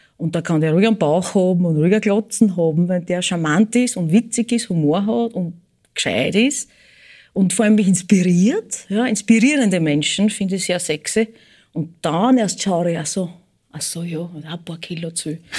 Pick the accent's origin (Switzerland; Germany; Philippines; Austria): Austria; Eisenstadt, Burgenland; moved away; also born or lived in United States; ich bin in Eisenstadt geboren, ich werd immer f-, Burgenländerin sein und bleiben